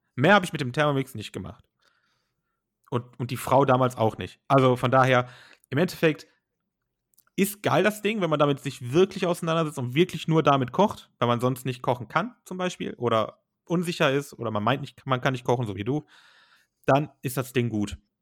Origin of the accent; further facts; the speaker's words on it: Germany; bei uns in Deutschland